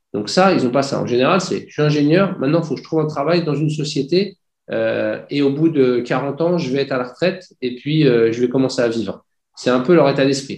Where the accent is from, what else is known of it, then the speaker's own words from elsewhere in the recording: Clamart, Île-de-France, France; moved away as an adult; also born or lived in Dubai; je suis né en région parisienne, à Clamart